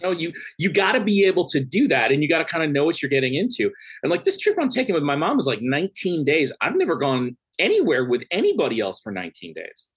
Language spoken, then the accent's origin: English; Upper Midwest, United States; I'm from the Upper Midwest.